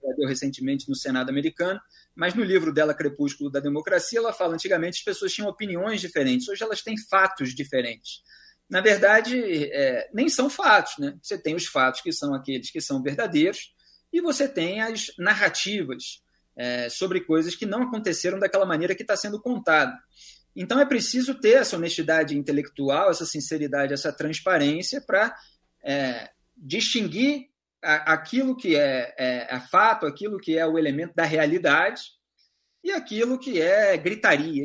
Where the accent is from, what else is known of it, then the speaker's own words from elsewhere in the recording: Rio de Janeiro, Brazil; accent: carioca; also born or lived in São Paulo; Sou do Rio, aqui da capital mesmo, é, na zona sul do Rio de Janeiro